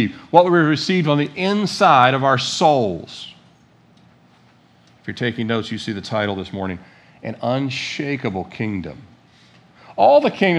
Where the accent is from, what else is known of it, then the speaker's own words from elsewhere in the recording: United States; I was born in America